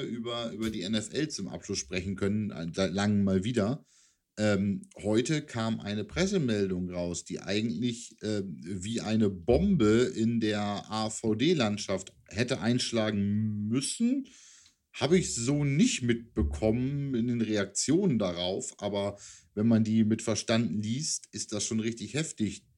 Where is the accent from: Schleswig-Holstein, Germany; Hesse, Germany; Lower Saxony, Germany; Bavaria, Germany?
Lower Saxony, Germany; Hanover; als Hannoveraner, der natürlich in der Region Nord immer gegen die Hamburger Franchises irgendwie ran musste